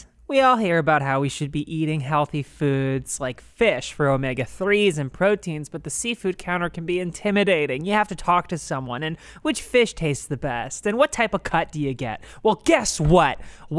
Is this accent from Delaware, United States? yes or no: yes; Newark, Delaware, United States; I come from Newark, Delaware.